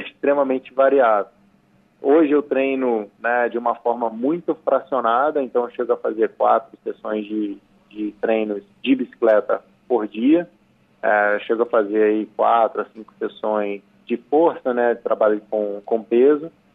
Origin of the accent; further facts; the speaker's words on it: Petrópolis, Rio de Janeiro, Brazil; as montanhas de Petrópolis, onde eu nasci e cresci